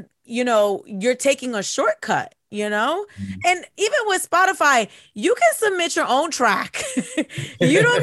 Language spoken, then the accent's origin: English; New Jersey, United States; We're from Jersey